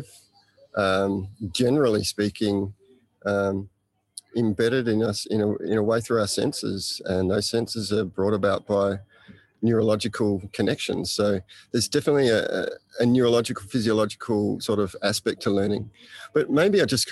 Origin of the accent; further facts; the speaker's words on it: Australia; now in Bali, Indonesia; I'm an Australian living and working in Bali at Green School Bali